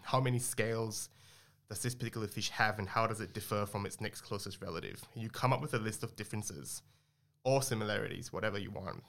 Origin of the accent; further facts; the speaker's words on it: Singapore; moved away as an adult; also born or lived in Australia; I grew up in Singapore before I moved to Australia to my undergrad